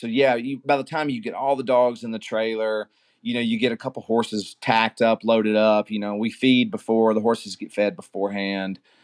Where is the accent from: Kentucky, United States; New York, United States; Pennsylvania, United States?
Kentucky, United States; Glasgow; moved away as an adult; now in Nashville, United States; I'm actually from Glasgow, Kentucky, and, uh, I've moved to Nashville about ten years ago